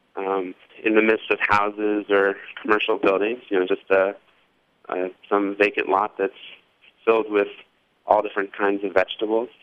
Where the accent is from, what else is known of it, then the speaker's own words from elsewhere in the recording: Indianapolis, Indiana, United States; moved away as an adult; also born or lived in central Massachusetts / Portland, Oregon; I'm from Indianapolis originally, and um, I'm I guess I moved back maybe five years ago